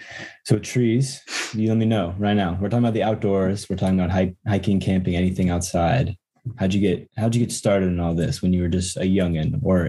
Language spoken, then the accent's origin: English; United States; I'm not white. I'm American.